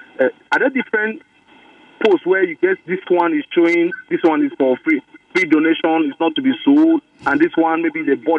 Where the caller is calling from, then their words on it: Lagos, Nigeria; I'm calling you from Ajah to be precise.